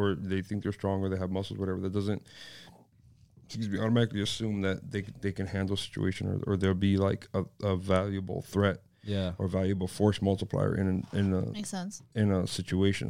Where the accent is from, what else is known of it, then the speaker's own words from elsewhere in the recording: Miami, Florida, United States; Born and raised in South Miami